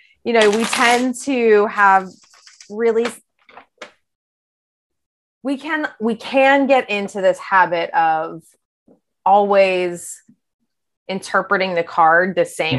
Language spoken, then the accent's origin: English; Pittsburgh, Pennsylvania, United States; moved away as an adult; now in New York, United States; I grew up in Pittsburgh originally, but New York has been home for almost 15 years